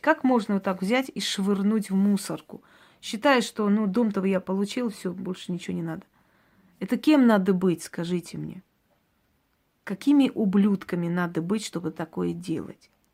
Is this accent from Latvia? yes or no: no; Georgia; now in Russia; я родилась в Грузии, но поскольку это была моя маленькая Армения, понимаете, там э, армянское село